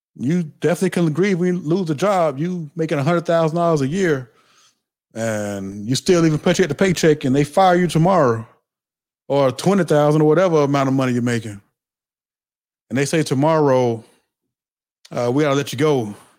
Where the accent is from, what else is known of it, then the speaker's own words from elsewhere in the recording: the South, United States; I'm from the South.